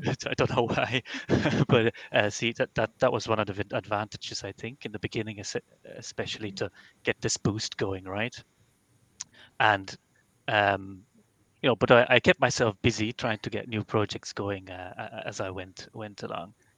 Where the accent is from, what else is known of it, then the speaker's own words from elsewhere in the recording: Belgium; moved away as an adult; now in Ireland; I'm from Belgium